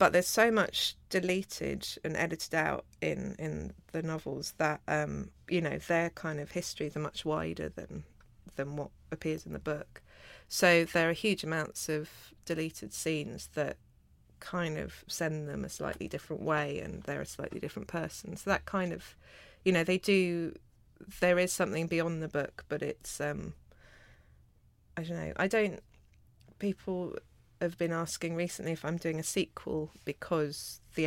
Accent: London, United Kingdom; also born or lived in Australia; growing up between Peckham and Australia

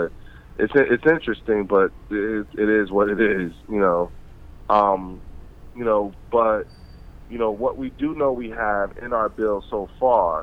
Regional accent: Trenton, New Jersey, United States; a little black boy from Trenton, New Jersey

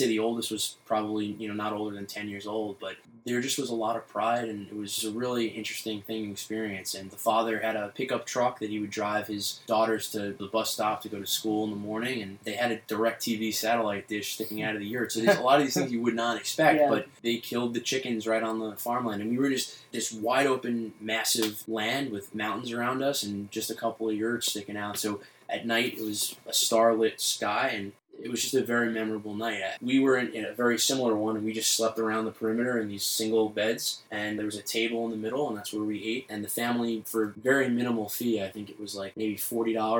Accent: New York City, New York, United States; I grew up in Bay Ridge, Brooklyn

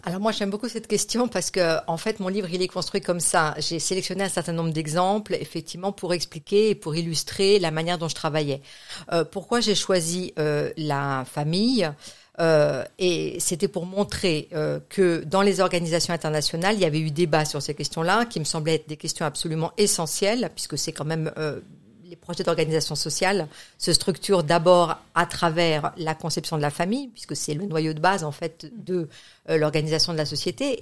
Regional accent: France; moved away as an adult; also born or lived in Geneva, Switzerland / United States; j'ai grandi en France

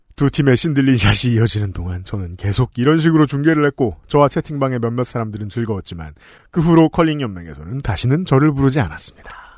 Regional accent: South Korea; 평생 한국에 산 사람으로서

